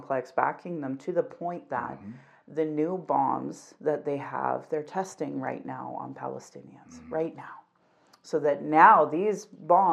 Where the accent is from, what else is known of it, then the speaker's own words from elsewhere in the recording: Alberta, Canada; I'm born and raised in Alberta